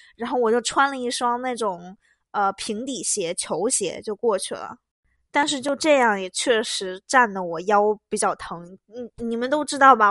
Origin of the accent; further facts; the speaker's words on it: Beijing, China; 我是北京人